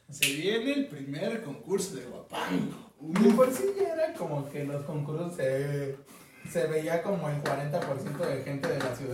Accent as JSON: {"language": "Spanish", "region": "Mexico City", "country": "Mexico", "said": "El morbo está, somos muchos guapangueros chilangos."}